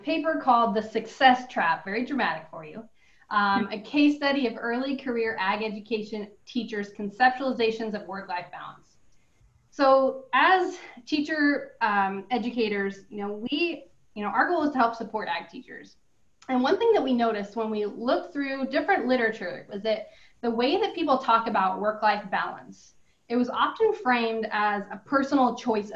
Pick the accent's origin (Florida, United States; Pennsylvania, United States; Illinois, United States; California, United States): California, United States; moved away as an adult; now in Oregon, United States; I'm originally from California, taught high school ag there for about 5 years before coming to Oregon State